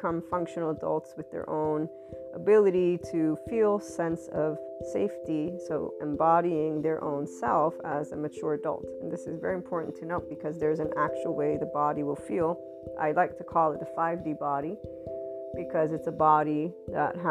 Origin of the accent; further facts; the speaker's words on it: United States; I'm from the West, Italian American